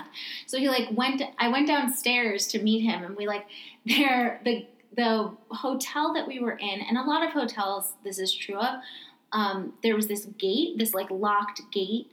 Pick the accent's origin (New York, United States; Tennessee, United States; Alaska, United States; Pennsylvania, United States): New York, United States; growing up in New York